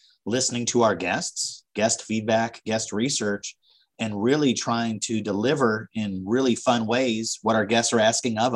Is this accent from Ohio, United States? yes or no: yes; Northeast Ohio, United States; I grew up with Geauga Lake and SeaWorld and Cedar Point were my hometown parks